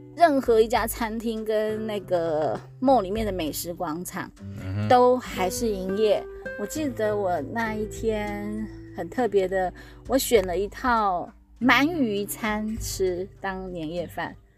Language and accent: Chinese; Taiwan; 因为我们台湾人很